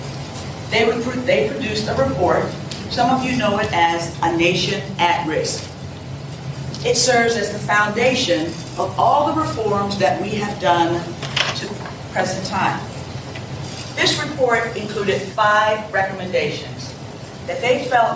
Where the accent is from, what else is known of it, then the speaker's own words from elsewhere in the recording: Chester, Pennsylvania, United States; I was born in Chester, Pennsylvania, in a city, an urban city very much like parts of Tampa. I attended urban schools most of my life